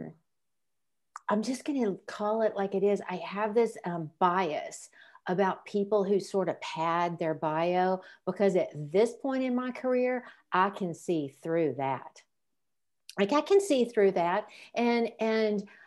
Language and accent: English; Memphis, Tennessee, United States; moved away as an adult; now in Nashville, United States; I grew up in Memphis in the 60s and 70s